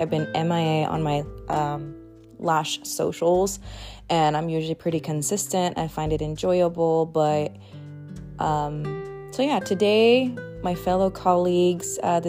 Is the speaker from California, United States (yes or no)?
yes; Los Angeles, California, United States; also born or lived in North Dakota / Twin Falls; And if you don't know, I'm originally from Cali. I was born in LA, and we moved like everywhere, all over Cali, well, SoCal.